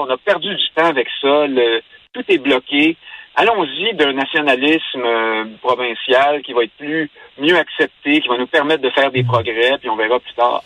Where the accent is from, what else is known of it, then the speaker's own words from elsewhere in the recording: Quebec, Canada; Là, au Québec